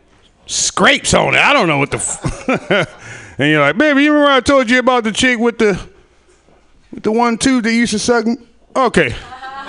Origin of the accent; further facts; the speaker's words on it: Sacramento, California, United States; I'm from Sacramento, by the way. From the hood